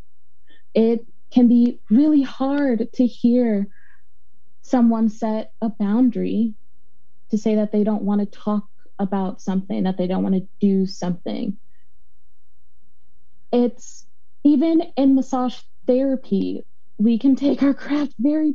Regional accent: Chicago, Illinois, United States; now in Portland, United States; I'm from Chicago, Illinois

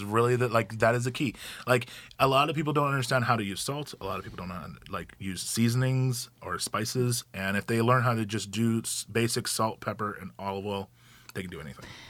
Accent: Gresham, Oregon, United States; also born or lived in Hawaii; I moved here when I was eleven, grew up in the Gresham area, went to Gresham High School

